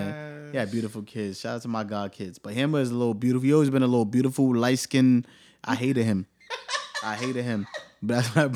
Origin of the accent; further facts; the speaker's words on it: New York City, New York, United States; now in New Jersey, United States; I grew up in Staten Island